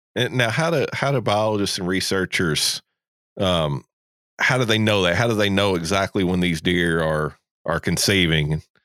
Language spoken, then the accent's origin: English; Kentucky, United States; now in Georgia, United States; I'm originally from Kentucky